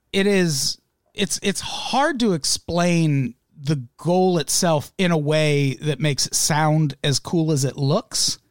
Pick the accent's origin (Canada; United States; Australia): United States; Illinois; I grew up in Illinois